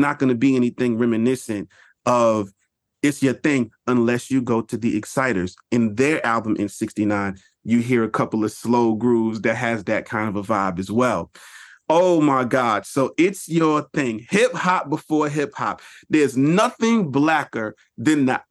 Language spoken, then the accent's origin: English; New York, United States; as a New Yorker